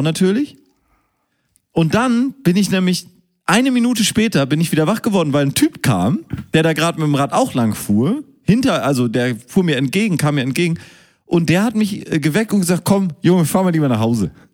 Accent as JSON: {"language": "German", "region": "Hamburg", "country": "Germany", "said": "Hamburger hier, der im Rathaus wohnt"}